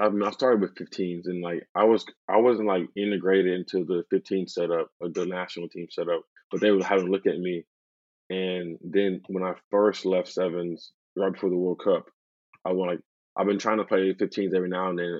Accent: Oklahoma, United States; moved away as an adult; also born or lived in San Diego; now in Ealing, United Kingdom; being from Oklahoma, I didn't expect to be living in San Diego

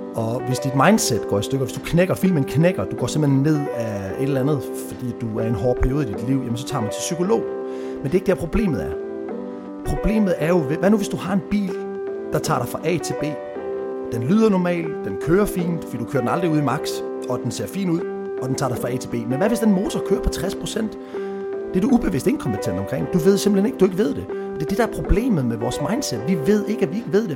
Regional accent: Odense, Southern Denmark, Denmark; moved away as an adult; also born or lived in Copenhagen, Denmark; now in Southern Spain; født og opvokset i Odense

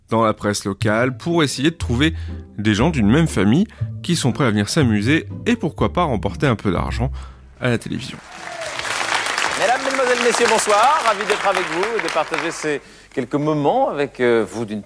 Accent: Toulouse, Occitania, France; À Toulouse, on habite tous les deux, elle de Paris, moi je suis de Toulouse

